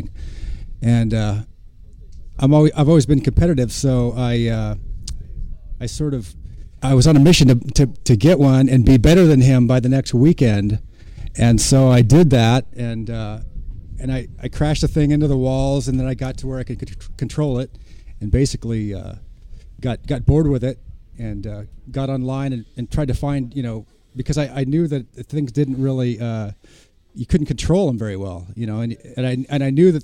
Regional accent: Portland, Oregon, United States

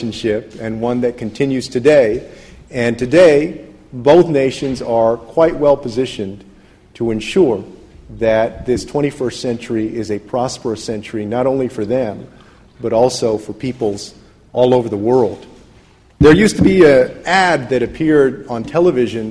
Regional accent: San Antonio, Texas, United States; I grew up in San Antonio, Texas

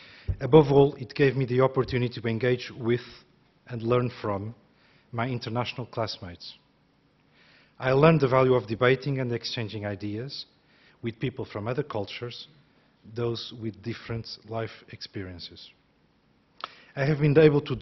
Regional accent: Portugal; moved away as an adult; also born or lived in France / United States / Brazil; now in United Kingdom; Growing up in Portugal

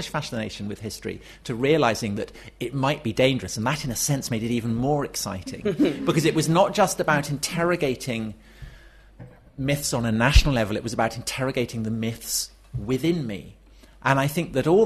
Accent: Wiltshire, South West England, United Kingdom; as a child of Wessex growing up in Wiltshire

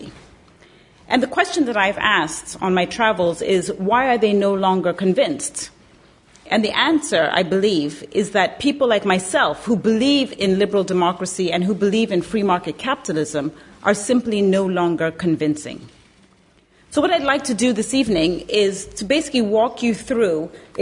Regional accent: Zambia; moved away; I was born and raised in Zambia, Southern Africa, one of the poorest countries in the world.

